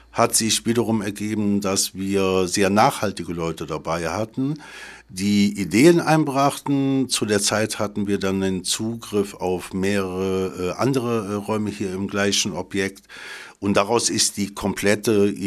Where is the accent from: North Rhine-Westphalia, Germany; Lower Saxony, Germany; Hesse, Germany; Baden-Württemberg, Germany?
North Rhine-Westphalia, Germany; Cologne; Ich stamme aus Köln